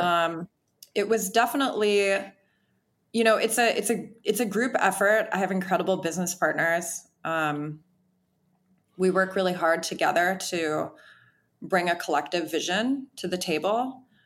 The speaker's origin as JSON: {"language": "English", "region": "Wisconsin", "country": "United States", "moved": "yes", "lives_now": "Los Angeles, United States", "said": "I'm from Wisconsin"}